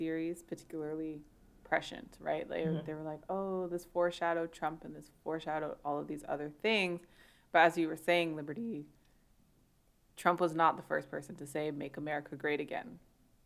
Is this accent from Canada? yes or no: yes; Canada; I'm Canadian